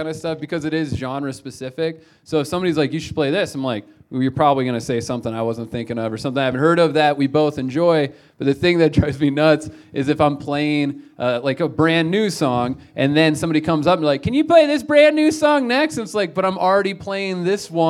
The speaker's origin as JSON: {"language": "English", "town": "North Platte", "region": "Nebraska", "country": "United States", "tie": "born or raised there", "moved": "yes", "lives_now": "Denver, United States", "said": "I'm from North Platte"}